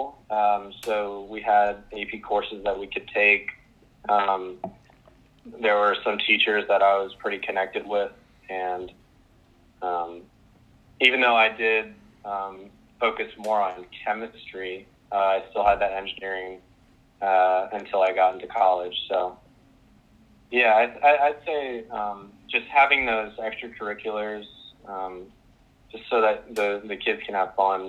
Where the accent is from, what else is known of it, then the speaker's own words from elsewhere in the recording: Powhatan, Virginia, United States; I'm from Powhatan, Virginia